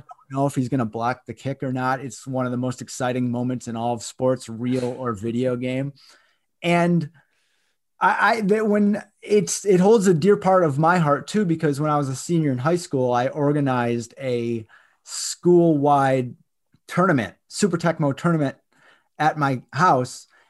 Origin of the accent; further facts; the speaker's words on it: Michigan, United States; growing up in Michigan